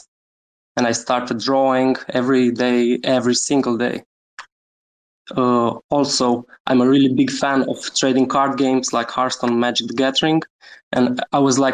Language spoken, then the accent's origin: English; Romania; I'm from Romania, born and raised